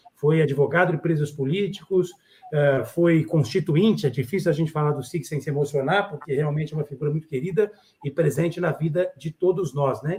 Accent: Brazil; como brasileiro, como cidadão

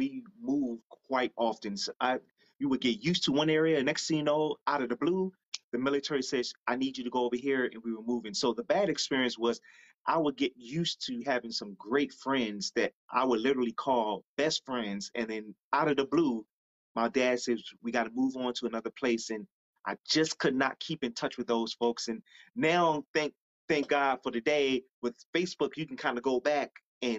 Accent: Newark, New Jersey, United States; Born and raised from Newark, New Jersey

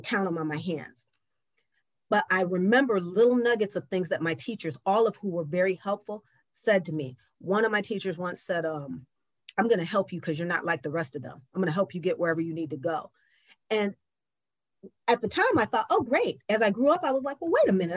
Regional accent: Lansing, Michigan, United States; now in Detroit, United States; I grew up in Lansing where there were some kids who looked like me and some kids who didn't

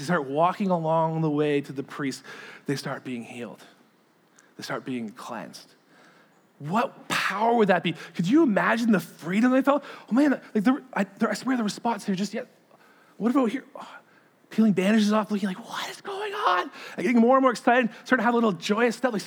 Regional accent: Sarnia, Hamilton, Ontario, Canada; It's kind of like my hometown, Sarnia, Hamilton

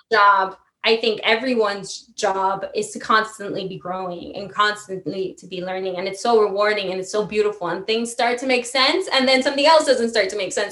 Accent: New York City, New York, United States; also born or lived in Italy; now in New York City, United States; my hometown's new york but my home is italy

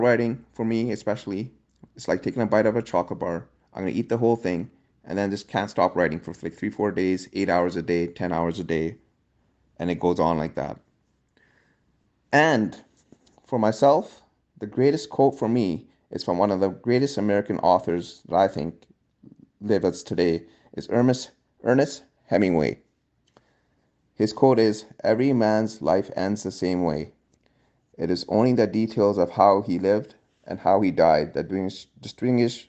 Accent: Vancouver, British Columbia, Canada; I'm a Canadian author from Vancouver, British Columbia

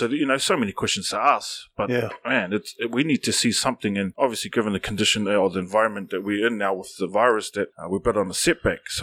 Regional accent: New Zealand; as a Kiwi

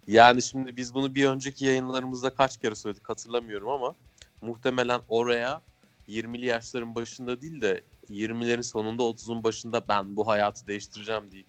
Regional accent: Ankara, Turkey

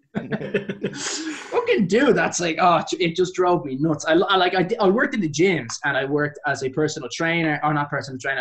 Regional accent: Dublin, Leinster, Ireland

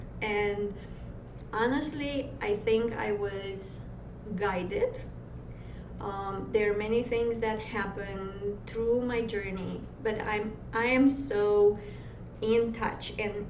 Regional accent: Romania; English is a second language; moved away; I'm coming from Dracula's country.

